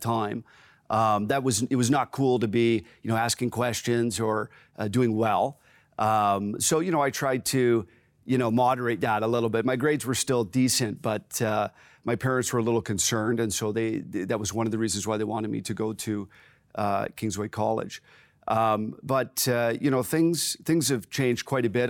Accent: Waterford, Ontario, Canada; also born or lived in Simcoe, Ontario / Courtice, Ontario; myself and my three brothers grew up uh, in Waterford, so just sort of south of Brantford, Ontario

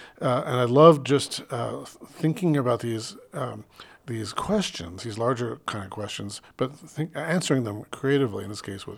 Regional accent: Phoenix, Arizona, United States; moved away; I grew up in Phoenix, where the oldest thing in Phoenix is, you know, a McDonald's down the street, basically.

